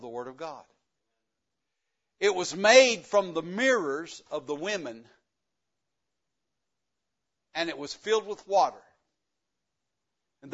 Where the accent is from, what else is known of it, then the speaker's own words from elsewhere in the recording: the South, United States; accent: country; I was born in the South and I lived it to the fullest. I didn't care anything about English anyway. We just talk country. Everybody in the South, everybody understands me.